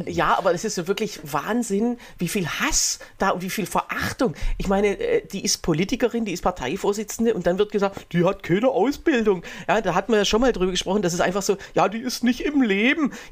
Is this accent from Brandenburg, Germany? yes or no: no; Egeln, Saxony-Anhalt, Germany; hier bei uns in Egeln